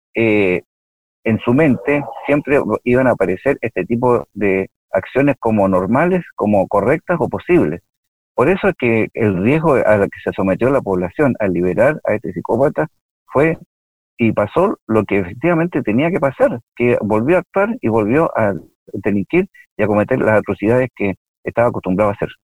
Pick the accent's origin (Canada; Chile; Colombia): Chile; Villa Alemana, Valparaíso; yo efectivamente soy de Villa Alemana, yo eh, viví en Villa Alemana, estudié en el Liceo de Villa Alemana seis años